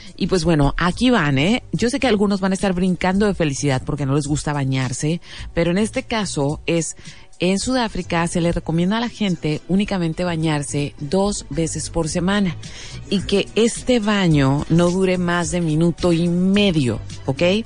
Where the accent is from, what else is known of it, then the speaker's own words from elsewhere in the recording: Mexico; me siento así como muy mexicana